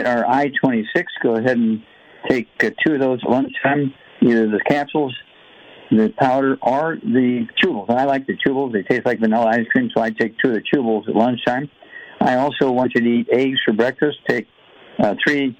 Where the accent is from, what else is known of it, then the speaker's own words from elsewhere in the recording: Missouri, United States; Missouri, my home state